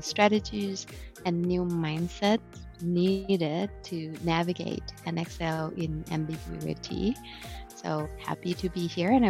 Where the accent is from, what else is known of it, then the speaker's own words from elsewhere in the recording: Bangkok, Thailand; now in Novi, United States; originally from Bangkok, Thailand. And I have been in the US since end of 2014